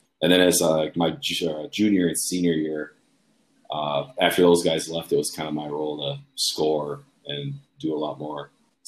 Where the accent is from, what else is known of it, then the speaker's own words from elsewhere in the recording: Esko, Minnesota, United States; Esko is a really small town. It's about 10 miles south of Duluth. Not much goes on there.